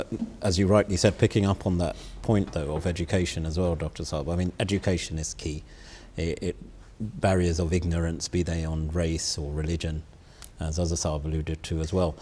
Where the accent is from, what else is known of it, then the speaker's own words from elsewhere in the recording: United Kingdom; I was born and bred in this country